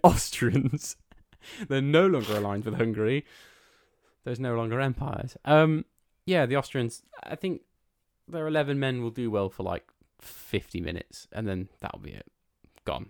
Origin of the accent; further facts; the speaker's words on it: England, United Kingdom; that's where we're from